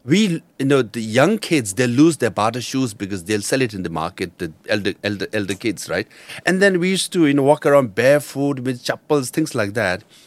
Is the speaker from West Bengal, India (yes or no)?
yes; Darjeeling, West Bengal, India; first language Nepali; English is a second language; moved away; I studied in Tibetan refugee school in Darjeeling